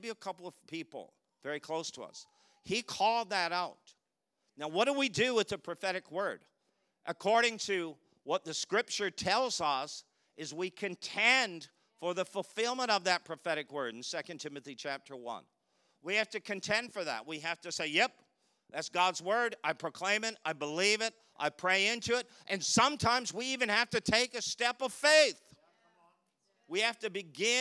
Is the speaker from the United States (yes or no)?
no; Canada; we're from Canada